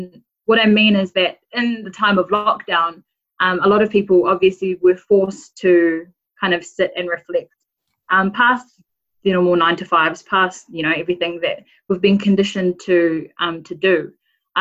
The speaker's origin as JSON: {"language": "English", "town": "Rotorua", "region": "Bay of Plenty", "country": "New Zealand", "tie": "born or raised there", "moved": "yes", "lives_now": "Auckland, New Zealand", "said": "I grew up in Rotorua. I'm a Bay of Plenty gal"}